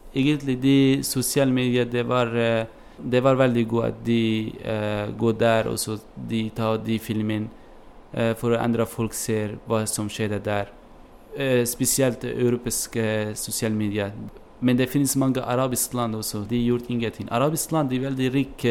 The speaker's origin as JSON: {"language": "Norwegian", "town": "Kobani", "region": "Aleppo Governorate", "country": "Syria", "tie": "born or raised there", "also_born_or_lived": "Turkey / Greece", "second_language": "Norwegian", "moved": "as an adult", "lives_now": "Bergen, Norway", "said": "Jeg er fra, jeg er fra Kobani. Eh, denne byen eh, blir eh, angrepet av IS. Og så det, denne byen blir helt eh, ødelagt. Hjembyen min helt ødelagt."}